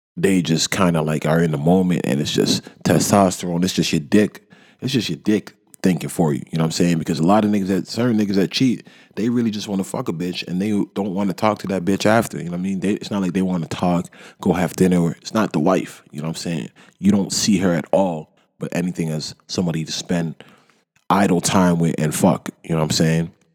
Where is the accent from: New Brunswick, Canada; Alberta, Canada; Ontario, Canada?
Ontario, Canada; Toronto; I'm from Toronto